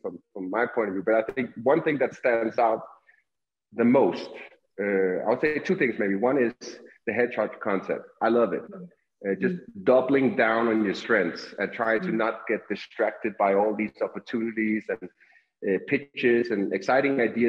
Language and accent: English; Denmark; English is a second language; also born or lived in United States; now in Colombia; I'm originally from Denmark, Europe, hence a little bit of the accent